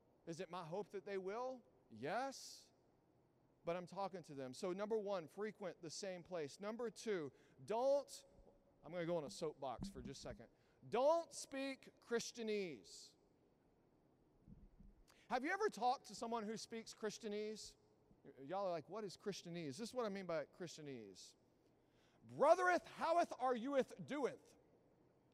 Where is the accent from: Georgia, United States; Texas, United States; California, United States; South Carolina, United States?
Texas, United States; Southeast; moved away; I grew up in Southeast Texas